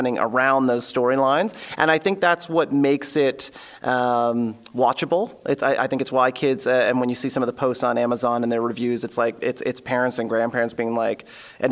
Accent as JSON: {"language": "English", "town": "Elmira", "region": "Ontario", "country": "Canada", "tie": "born or raised there", "said": "As a kid, I grew up in Elmira, Ontario, which is a very small town"}